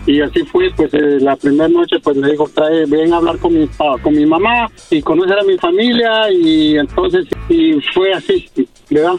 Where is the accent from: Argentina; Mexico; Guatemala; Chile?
Guatemala; moved away; de Guatemala